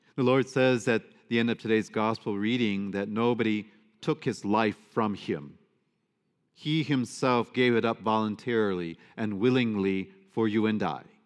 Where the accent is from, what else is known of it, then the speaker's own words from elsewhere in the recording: Detroit, Michigan, United States; I grew up in Detroit